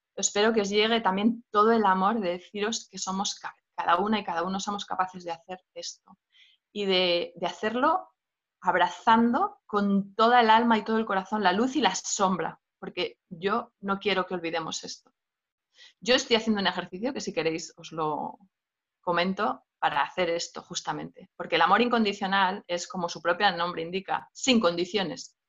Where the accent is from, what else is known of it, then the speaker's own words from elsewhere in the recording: Asturias, Spain; yo nací en una aldeíta, en Asturias, a salvajada completamente